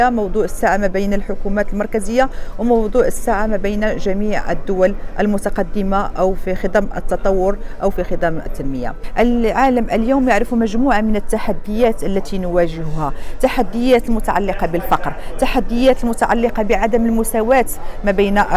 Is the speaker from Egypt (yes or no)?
no; Rabat, Rabat-Salé-Kénitra, Morocco; العاصمة التي لطالما كنت ولدت وكبرت وترعرعت داخل هذه المدينة